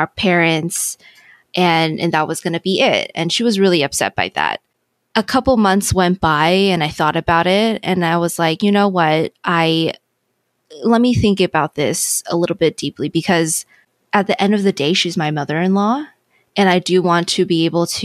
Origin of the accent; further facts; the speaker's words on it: California, United States; now in Texas, United States; We're originally from California